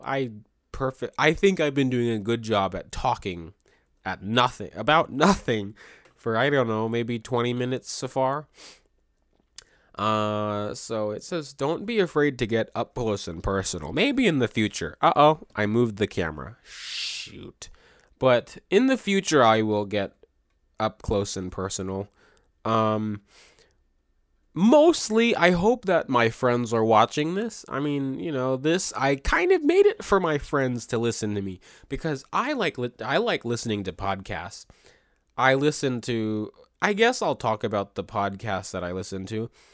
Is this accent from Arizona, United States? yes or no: no; Maryland, United States; I was born and raised in Maryland.